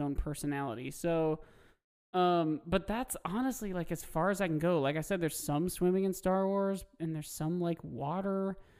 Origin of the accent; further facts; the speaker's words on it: Midwest, United States; Growing up in the Midwest